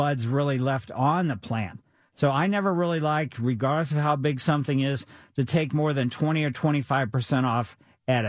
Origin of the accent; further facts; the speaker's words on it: Ellisville, United States; we had junipers in front of our house when I was growing up in Ellisville, and we had bagworms